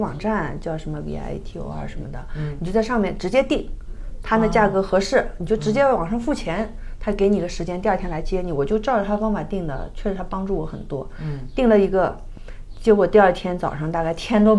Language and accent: Chinese; China; 我是个中国人